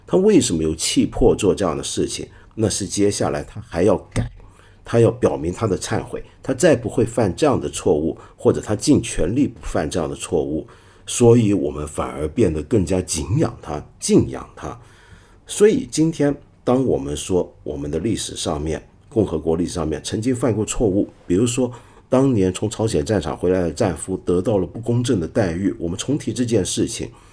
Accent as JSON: {"language": "Chinese", "country": "Hong Kong", "tie": "born or raised there", "also_born_or_lived": "Taiwan", "said": "我是身在香港，在台湾念过一阵子书，又回到香港继续念书"}